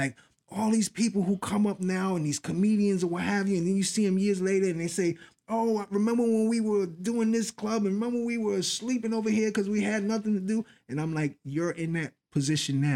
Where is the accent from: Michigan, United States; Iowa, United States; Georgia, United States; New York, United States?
New York, United States; New York City; I grew up in the Bronx, and a lot of the people early on were people that I knew, people that lived in my building